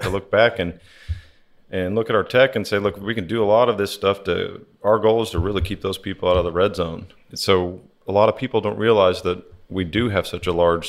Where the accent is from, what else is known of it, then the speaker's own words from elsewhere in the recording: Oklahoma City, Oklahoma, United States; moved away; I'm originally from Oklahoma City, born and raised.